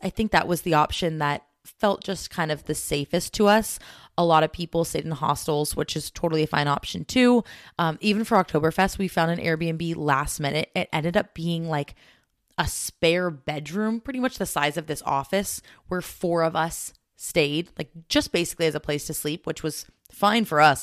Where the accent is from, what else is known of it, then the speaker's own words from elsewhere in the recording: United States; me as an American traveling to different countries